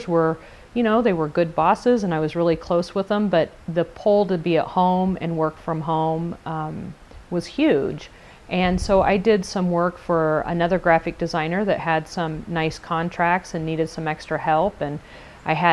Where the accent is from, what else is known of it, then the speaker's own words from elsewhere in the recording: Indiana, United States; I worked for a small marketing company in my hometown, which is a very small community in Indiana.